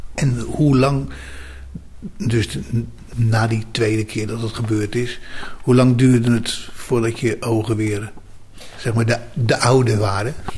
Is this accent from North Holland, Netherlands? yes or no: no; South Holland islands, Netherlands; ik kom zelf van de Zuid-Hollandse eilanden